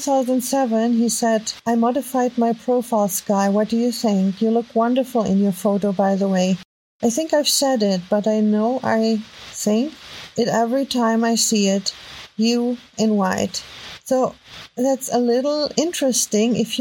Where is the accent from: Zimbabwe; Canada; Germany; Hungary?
Germany; accent: heavy German; English is a second language; my heavy German accent